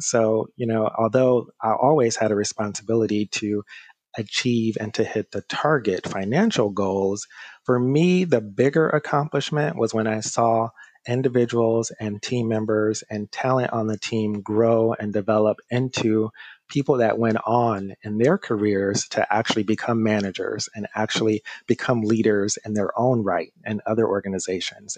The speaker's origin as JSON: {"language": "English", "town": "Detroit", "region": "Michigan", "country": "United States", "tie": "born or raised there", "moved": "as an adult", "lives_now": "Brooklyn, New York, United States", "said": "Growing up in the Motor City, most of my friends and also uh, classmates decided that they would go into the auto industry"}